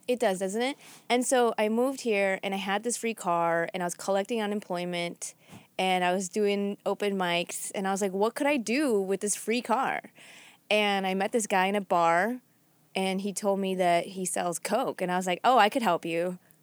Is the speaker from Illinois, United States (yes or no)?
yes; Chicago, Illinois, United States; moved away as an adult; also born or lived in Boston; I was from Chicago